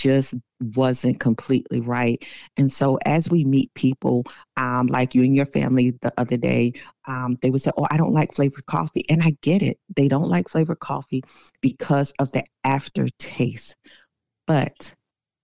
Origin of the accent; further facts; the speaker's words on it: South Carolina, United States; now in Temple, Georgia, United States; born and raised in South Carolina